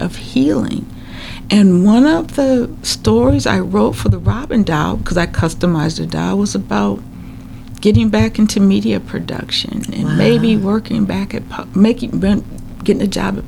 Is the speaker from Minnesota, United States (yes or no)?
yes; Minnesota, United States; being a Minnesotan